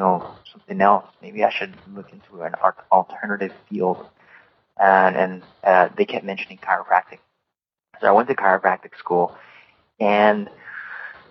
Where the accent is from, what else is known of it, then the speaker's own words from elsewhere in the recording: Hawaii, United States; moved away as an adult; also born or lived in Oregon; I was born and raised in Hawaii and grew up in the beautiful state, the 50th state